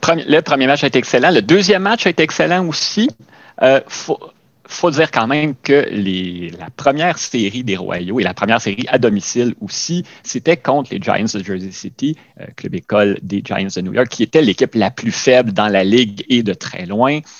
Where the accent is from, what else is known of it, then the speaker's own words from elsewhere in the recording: Quebec, Canada; nous, peut-être encore plus en tant que Québécois